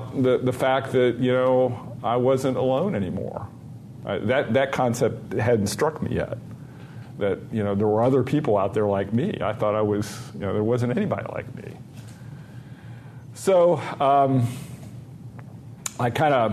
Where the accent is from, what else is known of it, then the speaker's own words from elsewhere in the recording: Dayton, Ohio, United States; moved away; also born or lived in Rochester; my hometown, Dayton, Ohio